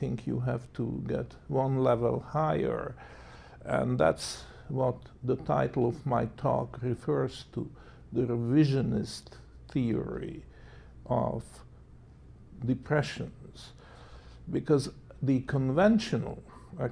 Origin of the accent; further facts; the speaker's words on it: Hungary; moved away as an adult; also born or lived in Canada; I was born in Hungary, and in the fateful year of 1956, when the Soviet troops invaded the country, I decided to emigrated to Canada